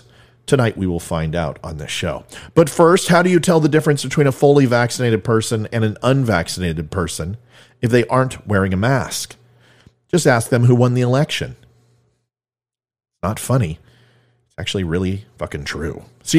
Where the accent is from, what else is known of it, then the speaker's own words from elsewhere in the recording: California, United States; now in Virginia, United States; A lot of people know I'm from Virginia. Not originally. I'm a California guy.